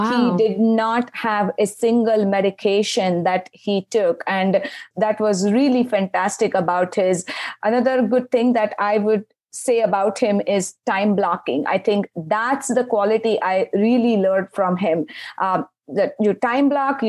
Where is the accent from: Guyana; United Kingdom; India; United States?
India; moved away; I grew up in India.